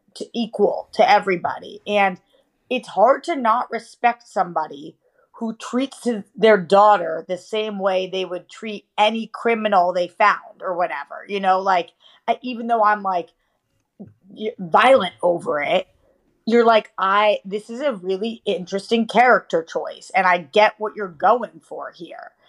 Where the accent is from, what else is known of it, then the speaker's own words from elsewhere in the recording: Boston, Massachusetts, United States; now in Los Angeles, United States; I'm from Boston